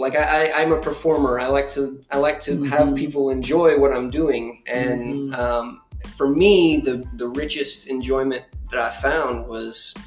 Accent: Sherman, Texas, United States; I'm an American folk singer from Sherman, Texas

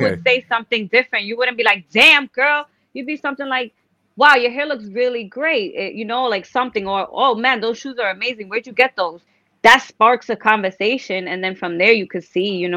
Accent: New York, United States; We're from New York

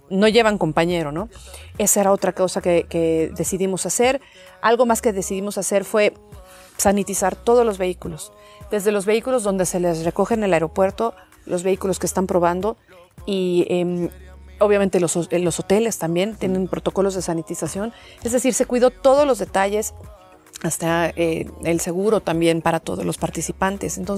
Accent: Mexico; siendo mexicana me encanta estar en, en el país

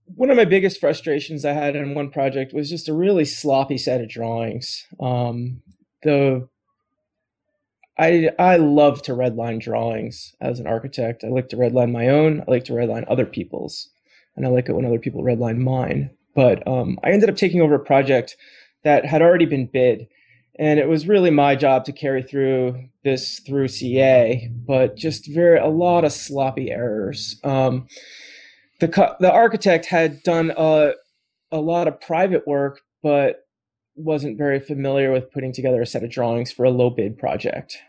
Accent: East Coast, United States; moved away as an adult; now in Portland, United States; I grew up on the East Coast

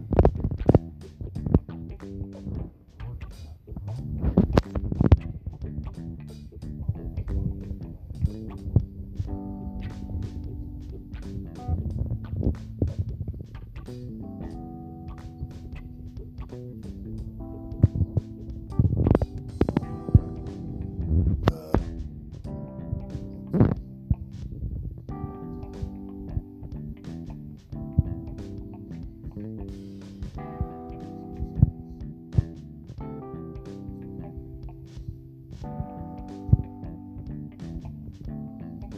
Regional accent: East Coast, United States; now in Chicago area, United States; I'm currently in the Midwest, although I'm originally from the East Coast.

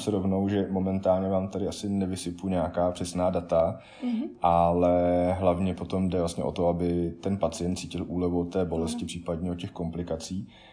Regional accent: South Bohemian Region, Czechia; z dětství v Jižních Čechách

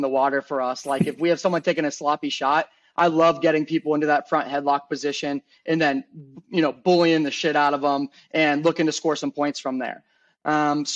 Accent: Pennsylvania, United States; moved away as an adult; also born or lived in Virginia; I grew up in Pennsylvania, which is a very strong wrestling state

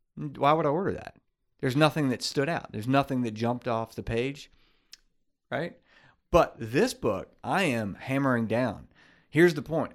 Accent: Baton Rouge, Louisiana, United States; grew up in Baton Rouge, grew up with in Baton Rouge

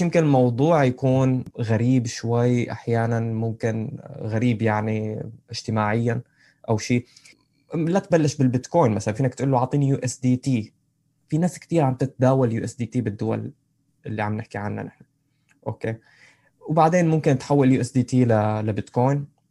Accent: Syria; أنا، أنا سوري

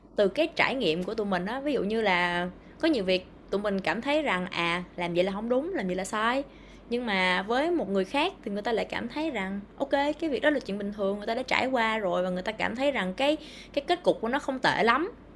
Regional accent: Ho Chi Minh City, Vietnam; tôi ở thành phố Hồ Chí Minh

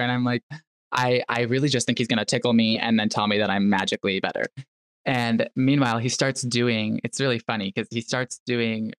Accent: Chicago, Illinois, United States; moved away as an adult; also born or lived in New York City; I grew up in Chicago, like in the North Shore of Chicago, like the northern suburbs

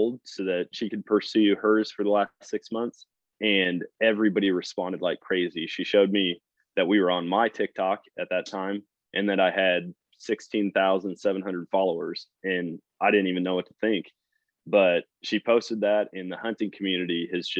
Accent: Wisconsin, United States; moved away as an adult; now in Missouri, United States; I grew up in Wisconsin, started hunting up there

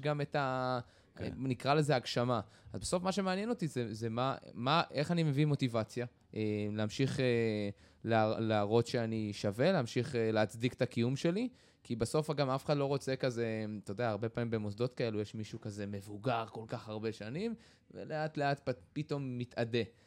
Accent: Israel; אני גדלתי בקיבוץ

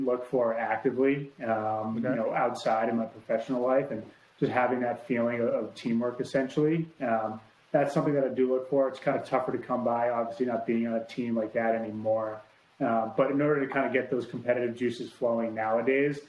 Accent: Boston, Massachusetts, United States; now in Los Angeles, United States; I grew up in Boston, so I wasn't like growing up by the water.

